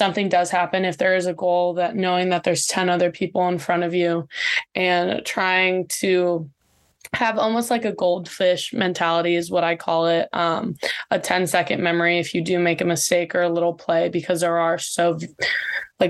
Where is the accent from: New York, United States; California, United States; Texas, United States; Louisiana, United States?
California, United States; Ventura; now in San Diego, United States; I'm from Ventura, so I'm very close to home still here